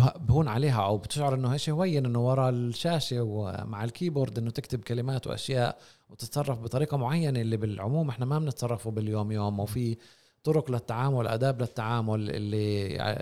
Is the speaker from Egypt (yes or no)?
no; Palestine; احنا ما في عندنا خصوصيه كفلسطينيين